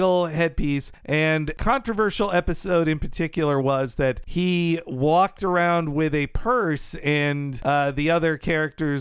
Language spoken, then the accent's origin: English; United States; as an American